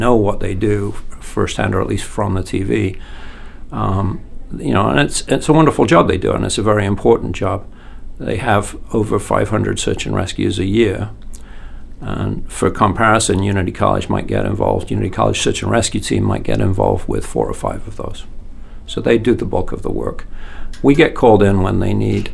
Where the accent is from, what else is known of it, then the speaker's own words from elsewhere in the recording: Yorkshire and the Humber, United Kingdom; moved away as an adult; now in Maine, United States; I'm British. I'm from Yorkshire